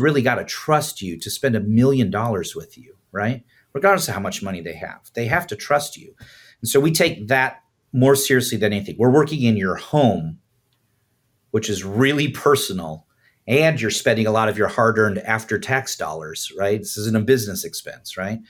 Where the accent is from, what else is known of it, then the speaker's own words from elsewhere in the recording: Chicago, Illinois, United States; I'm originally from, uh, north side of Chicago.